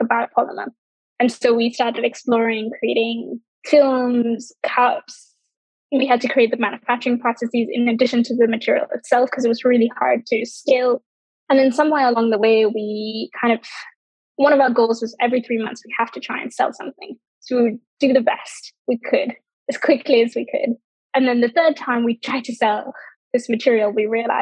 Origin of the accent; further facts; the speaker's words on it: Sri Lanka; growing up in Sri Lanka